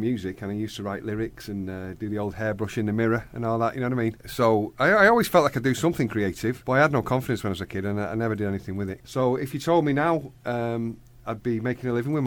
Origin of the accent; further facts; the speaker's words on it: Denton, North West England, United Kingdom; I'm from Denton originally.